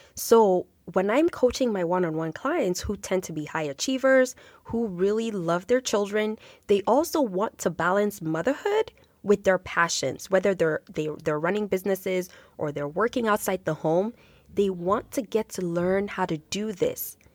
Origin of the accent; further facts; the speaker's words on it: Nigeria; now in Canada; growing up in Nigeria, in my culture